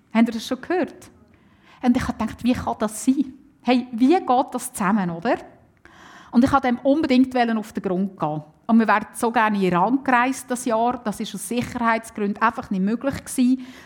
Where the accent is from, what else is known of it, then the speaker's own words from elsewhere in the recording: Switzerland; bei uns in der Schweiz